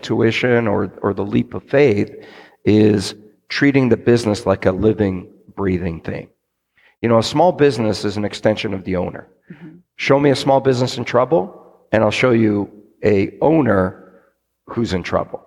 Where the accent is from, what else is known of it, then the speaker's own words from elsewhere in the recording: Canada; I'm Canadian